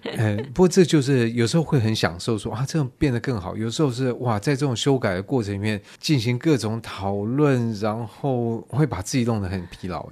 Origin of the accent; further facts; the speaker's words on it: Taiwan; 我们台湾人的优点之一就很会模仿嘛